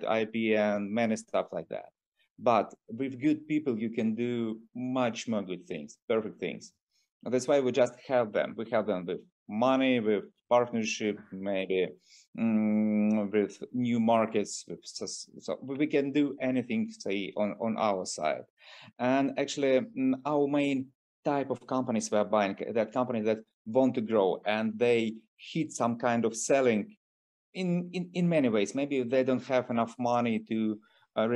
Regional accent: Moscow, Russia; since I'm from Russia, so I'm from Moscow

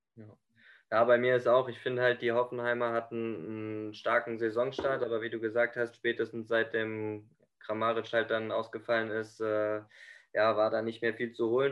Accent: Frankfurt am Main, Hesse, Germany; als Frankfurter

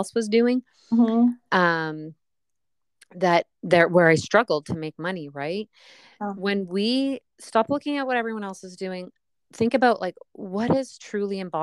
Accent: Canada; I'm Canadian

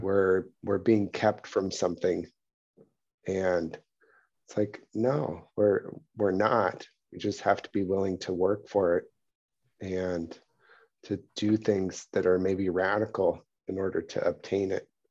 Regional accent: Pacific Northwest, United States; I grew up in the Pacific Northwest where there's, like, old growth redwoods all over the place

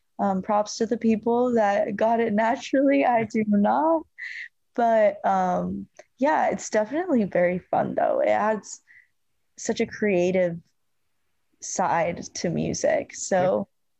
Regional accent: Northern Virginia, United States; moved away as an adult; also born or lived in Arizona; now in Nashville, United States; I'm from Northern Virginia

